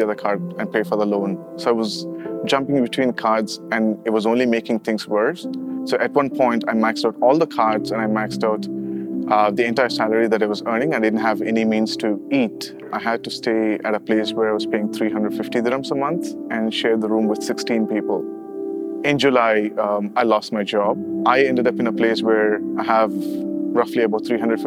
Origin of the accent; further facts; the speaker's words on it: Chennai, Tamil Nadu, India; moved away as an adult; now in Dubai, United Arab Emirates; I'm originally from Chennai